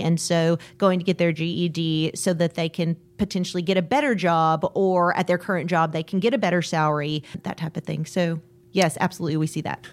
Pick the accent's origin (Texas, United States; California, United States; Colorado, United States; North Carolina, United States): Texas, United States; Waco; I grew up here in Waco